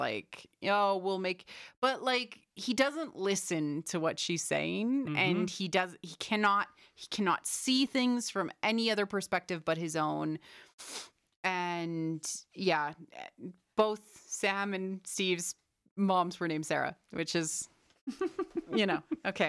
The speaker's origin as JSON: {"language": "English", "country": "Canada", "said": "we're Canadian, so."}